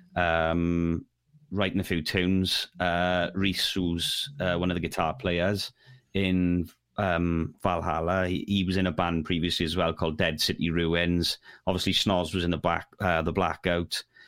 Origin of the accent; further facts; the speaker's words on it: Neath, Wales, United Kingdom; I'm from Neath